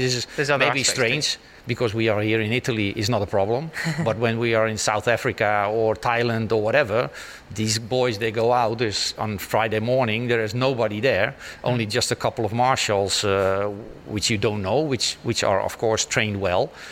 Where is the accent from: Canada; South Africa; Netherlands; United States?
Netherlands; born or raised there